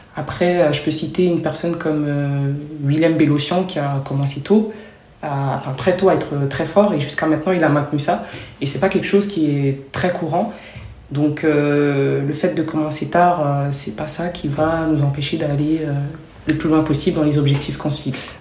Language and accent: French; Trappes, Île-de-France, France; also born or lived in Côte d'Ivoire; j'ai grandi en France